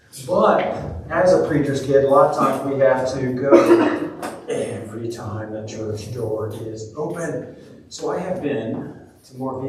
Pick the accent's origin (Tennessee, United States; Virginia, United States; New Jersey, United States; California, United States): Tennessee, United States; Seymour; I'm from Seymour, Tennessee. I live on Bluff Mountain, Rough Grass Road way.